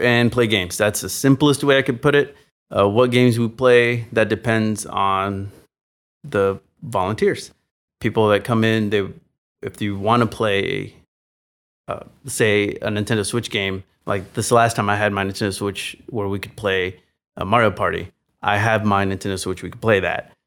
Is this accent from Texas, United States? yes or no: yes; San Antonio, Texas, United States; moved away; I grew up in San Antonio, Texas